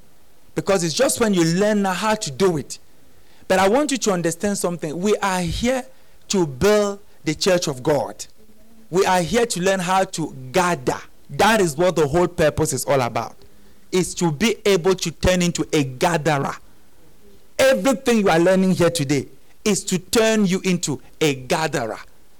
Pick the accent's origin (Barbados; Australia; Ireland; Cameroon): Cameroon; now in South Africa; I came from Cameroon. When I came to, I didn't come to South Africa to do church.